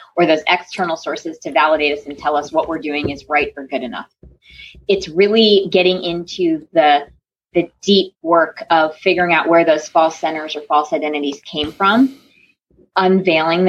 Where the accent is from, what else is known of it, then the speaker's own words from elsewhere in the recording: Connecticut, United States; now in North Carolina, United States; I was born and raised in Connecticut. And so coming to North Carolina